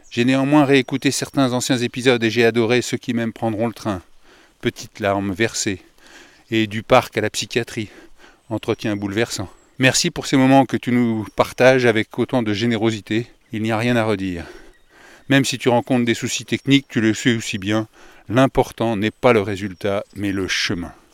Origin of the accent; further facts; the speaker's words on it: Grand Est, France; Tu m'accueillis dès le départ car je suis originaire de Meuse.